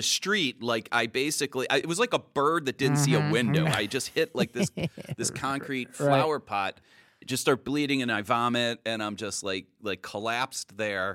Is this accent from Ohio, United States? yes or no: yes; Cleveland, Ohio, United States; moved away; also born or lived in Illinois; I'm from Cleveland originally